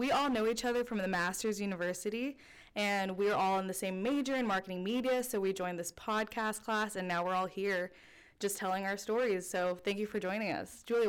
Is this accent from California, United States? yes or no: yes; Southern California, United States; moved away; also born or lived in Philippines; parents, they're both from the Philippines, and my sister and I have an older sister. We were both born here. So I was born and raised in Southern California, moved to the Philippines for a little bit, for about 3 years when I was in grade school